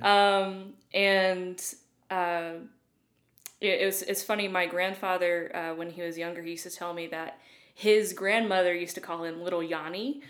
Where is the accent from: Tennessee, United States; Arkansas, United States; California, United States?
Tennessee, United States; Loudon; moved away as an adult; also born or lived in Illinois / Dayton, Tennessee / Atlanta; now in Brentwood, United States; Loudoun, Tennessee is where I grew up